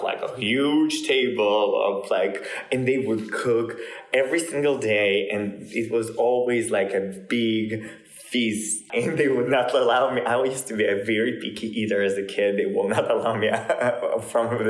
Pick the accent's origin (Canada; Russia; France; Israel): Russia; I'm a Russian Jew